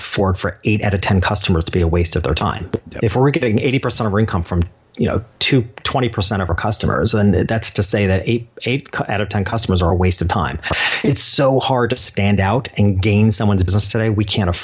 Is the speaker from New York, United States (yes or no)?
yes; New York, United States; in my hometown, this little country town 2 hours north of New York City